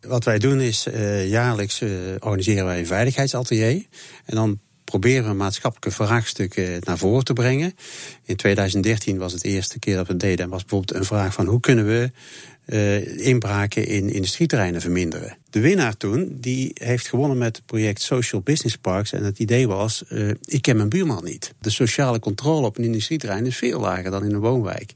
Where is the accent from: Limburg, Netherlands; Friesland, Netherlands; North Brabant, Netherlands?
North Brabant, Netherlands; Tilburg; ik ben zelf een Tilburger